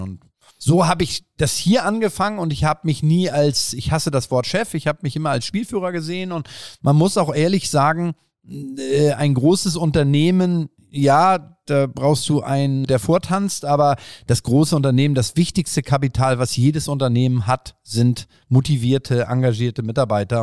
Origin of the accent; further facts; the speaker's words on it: Bad Segeberg, Schleswig-Holstein, Germany; ich bin in Bad Segeberg groß geworden. Wer Bad Segeberg nicht kennt, äh, äh, in Schleswig-Holstein, kleines Kleinstadt